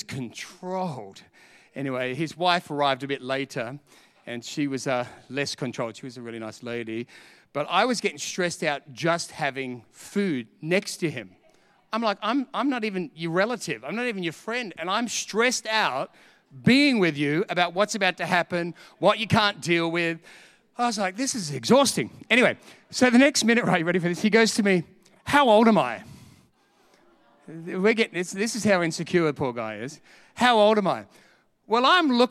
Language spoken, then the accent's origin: English; Australia; I'm from Australia.